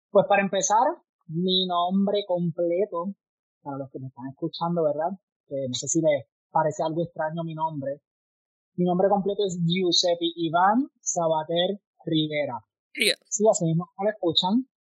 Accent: Barranquitas, Puerto Rico; Soy de Barranquitas. Tengo 29 años. Ya estoy picando para los 30.

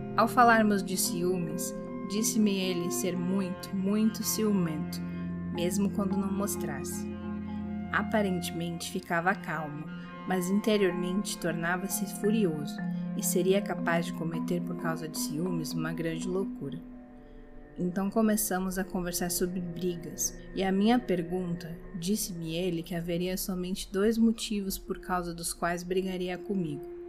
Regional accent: Rio Grande do Sul, Brazil; minha terra, o Rio Grande do Sul

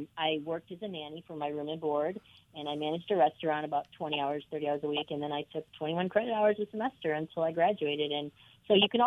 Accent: Buffalo, New York, United States; where I grew up in Buffalo, New York

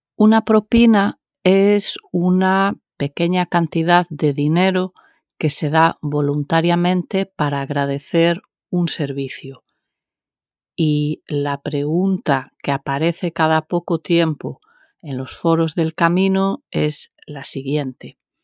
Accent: Galicia, Spain; como buena gallega que soy

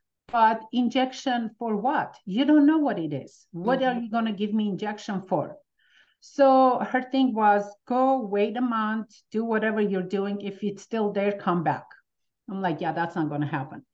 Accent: Armenia; now in United States; coming from Armenia, as soon as with my family, we moved

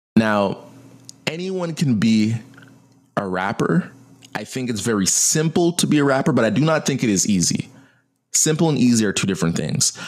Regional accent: United States; I'm an American

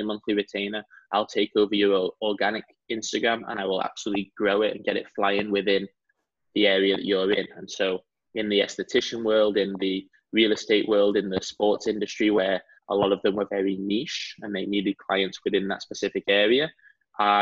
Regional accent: San Diego, California, United States; also born or lived in Salford, England; I'm in San Diego, California.

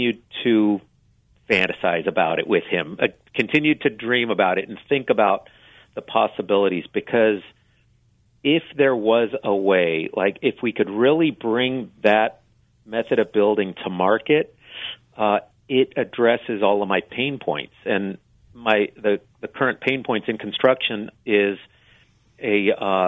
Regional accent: Southern California, United States; moved away as an adult; now in Shasta County, United States; originally I was from the Southern California area

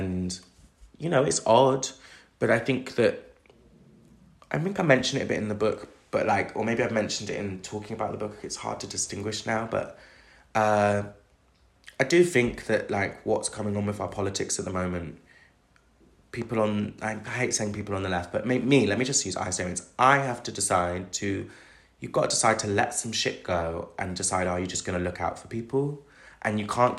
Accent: Bristol, South West England, United Kingdom; now in London, United Kingdom; my hometown's Bristol. Like, you know, it's not, you know, even though I'm from the outskirts of it

